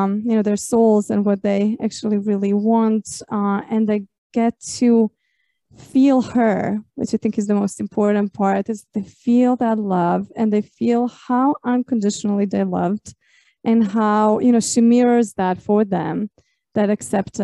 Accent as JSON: {"language": "English", "country": "Croatia", "tie": "born or raised there", "said": "I grew up in Croatia, and we're also very traditionally Catholic"}